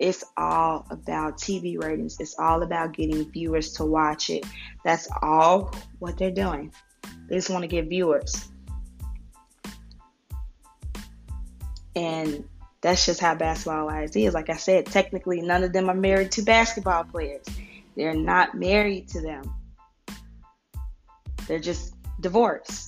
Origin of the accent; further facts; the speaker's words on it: Chicago, Illinois, United States; I'm from Chicago